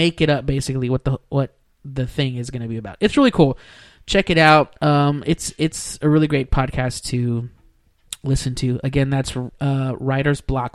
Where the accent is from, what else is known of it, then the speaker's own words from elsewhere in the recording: Weslaco, Texas, United States; Weslaco, Texas. My turf, my hometown